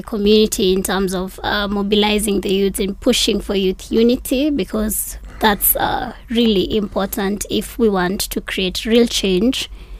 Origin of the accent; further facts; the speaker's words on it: Mathare, Nairobi, Kenya; I am from Mathare.